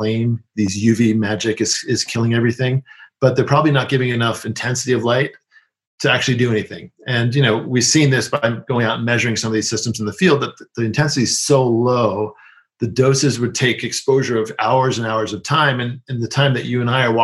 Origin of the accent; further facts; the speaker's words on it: New York City, New York, United States; I grew up in New York City